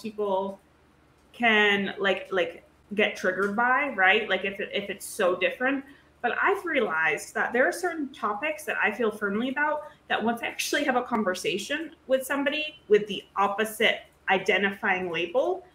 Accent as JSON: {"language": "English", "region": "rural New England", "country": "United States", "tie": "born or raised there", "said": "I'm in like rural New England."}